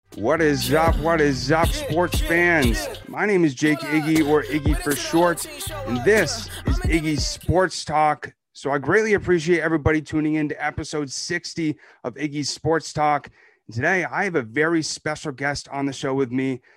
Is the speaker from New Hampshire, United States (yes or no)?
yes; New Hampshire, United States; I'm from New Hampshire